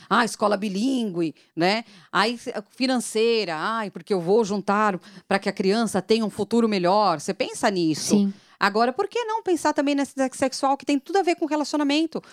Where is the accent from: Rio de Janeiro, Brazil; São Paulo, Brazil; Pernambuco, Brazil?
São Paulo, Brazil; moved away; eu sou de São Paulo